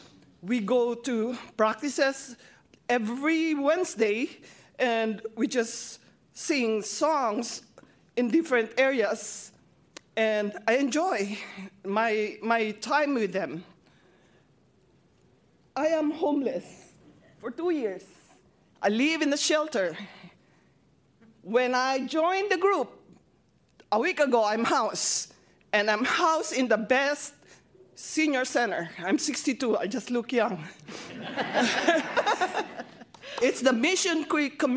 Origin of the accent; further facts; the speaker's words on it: Philippines; moved away; I'm Filipino